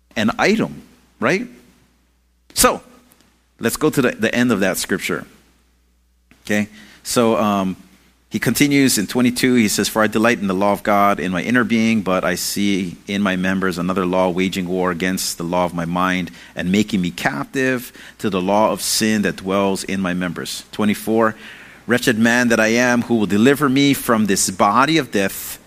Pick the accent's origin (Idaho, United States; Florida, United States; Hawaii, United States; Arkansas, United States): Hawaii, United States; I'm Hawaiian